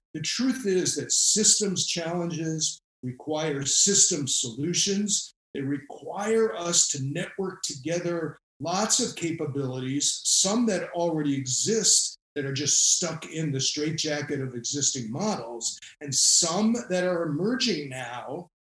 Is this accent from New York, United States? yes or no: no; Rhode Island, United States; I went into government here in my home state of Rhode Island